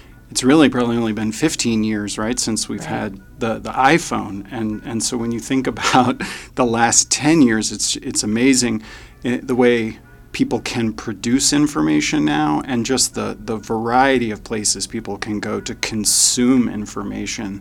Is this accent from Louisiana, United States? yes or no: no; Wichita, Kansas, United States; I grew up in Wichita. We moved here when I was a kid.